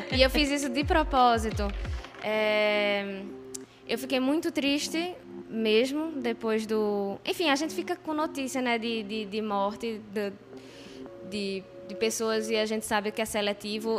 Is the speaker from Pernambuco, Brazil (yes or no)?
yes; Recife, Pernambuco, Brazil; moved away as an adult; now in Italy; Sou de Recife